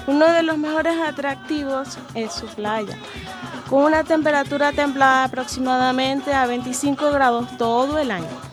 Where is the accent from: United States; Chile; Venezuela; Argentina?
Venezuela; now in Spain; soy venezolana.